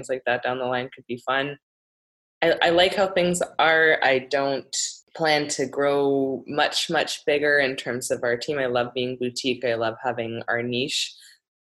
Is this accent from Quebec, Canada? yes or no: no; Ontario, Canada; now in Vancouver, Canada; I am originally from Ontario